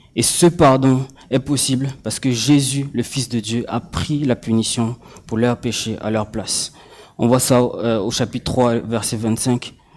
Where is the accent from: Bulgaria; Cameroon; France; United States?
Cameroon; moved away; j'ai grandi au Cameroun et du coup, euh, euh quand je, rentre au Cameroun